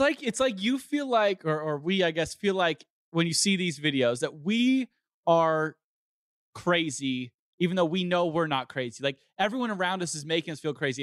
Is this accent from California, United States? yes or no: yes; Southern California, United States; growing up in Southern California